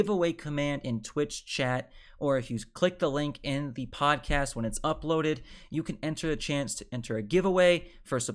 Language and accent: English; Phoenix, Arizona, United States; moved away; my hometown in Phoenix, Arizona